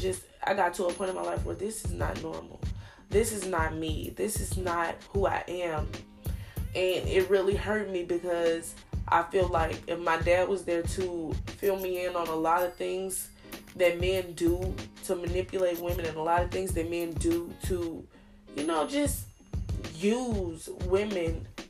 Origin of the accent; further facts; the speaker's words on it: Arkansas, United States; I am from Arkansas